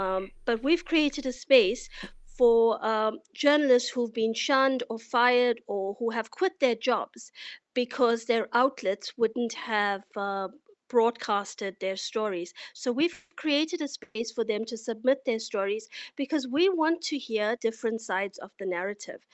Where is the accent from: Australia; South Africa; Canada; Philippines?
South Africa; now in Istanbul, Turkey; as a South African